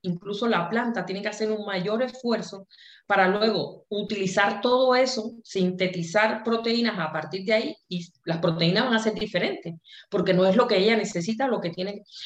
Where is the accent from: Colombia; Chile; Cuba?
Cuba; nosotros en Cuba, como, buena cubana, tuvo una formación en que nos enseñaron a pensar